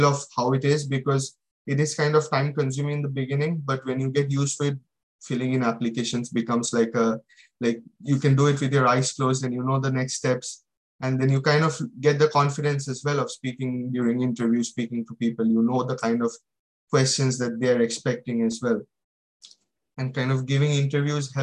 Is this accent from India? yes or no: yes; India; moved away as an adult; now in United Kingdom; I came from India without any experience. I did my bachelor's and directly came for my master's